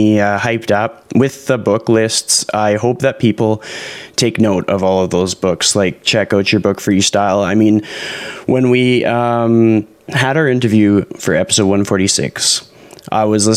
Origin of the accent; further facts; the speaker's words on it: Canada; being a Canadian, seeing a lot of Canadian content